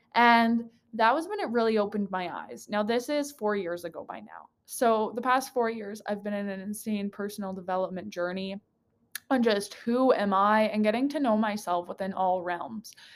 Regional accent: Slave Lake, Alberta, Canada; moved away as an adult; also born or lived in Edmonton; Slave Lake is my hometown, grew up there

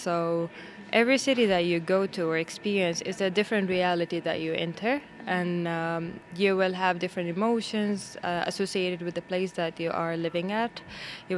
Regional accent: Saudi Arabia; moved away as an adult; also born or lived in Jeddah, Saudi Arabia / Istanbul, Turkey / Kuala Lumpur, Malaysia; now in Stockholm, Sweden; I grew up in Saudi Arabia.

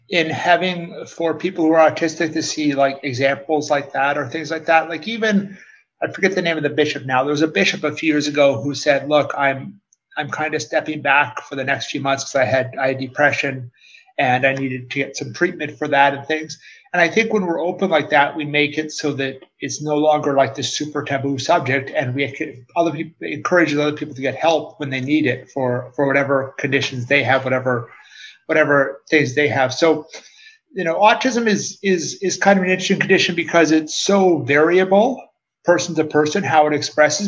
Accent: Calgary, Alberta, Canada; moved away; I'm originally from Calgary, Canada

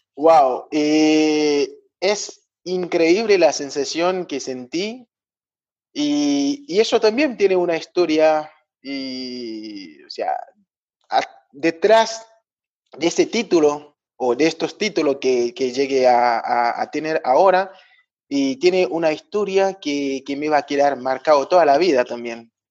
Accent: Haiti; moved away as an adult; now in Argentina; soy de Haití

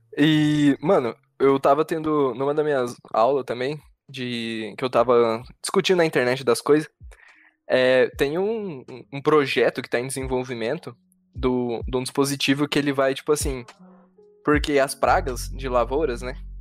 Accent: São José do Rio Preto, São Paulo, Brazil; a gente é de São José do Rio Preto, São Paulo.

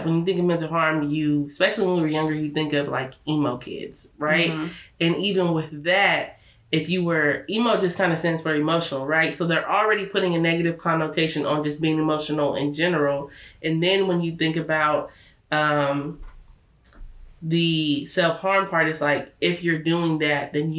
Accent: Lake County, California, United States; moved away; also born or lived in Sacramento; us growing up in Lake County, and there wasn't really a lot of people of color

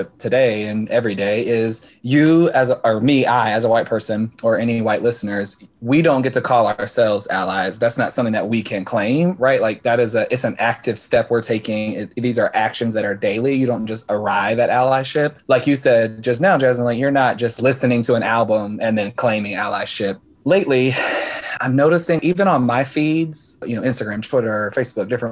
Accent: Deep South, United States; moved away as an adult; now in Philadelphia, United States; I'm originally from the Deep South

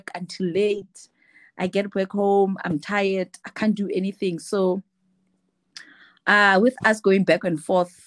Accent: Free State, South Africa; moved away; I'm from Free State

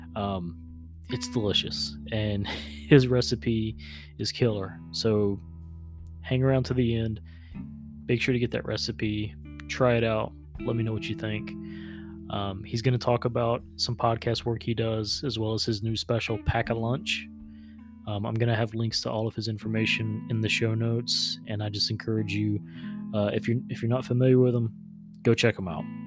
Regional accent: the South, United States; I grew up in the South

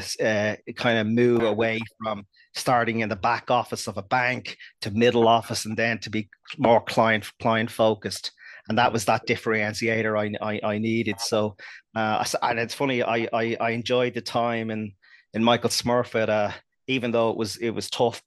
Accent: Dublin, Leinster, Ireland; I grew up in North Dublin in Santry

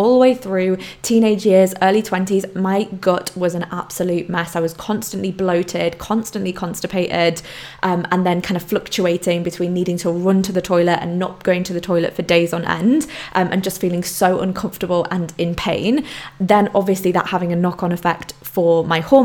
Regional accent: Poland; moved away; growing up in Poland, going backwards and forwards to Poland

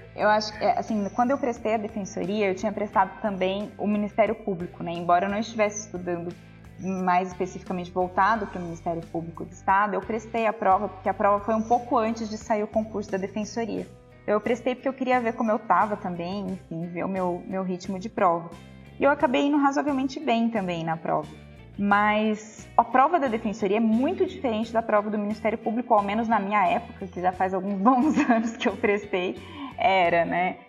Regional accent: Minas Gerais, Brazil; eu sou de Minas

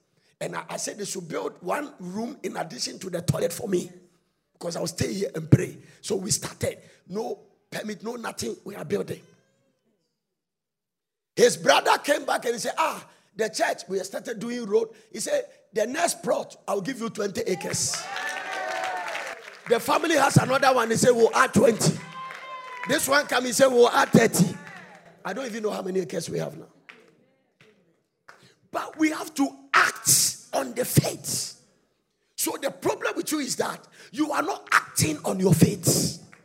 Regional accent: Ghana; I'm a Ghanaian

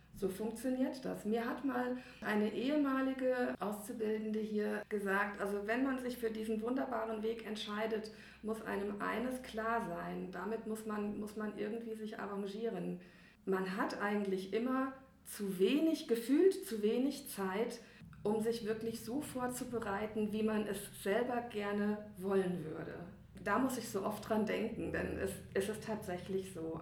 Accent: near Giessen, Hesse, Germany; now in Riedstadt, Germany; in der Nähe von Gießen, also auch in, in Hessen

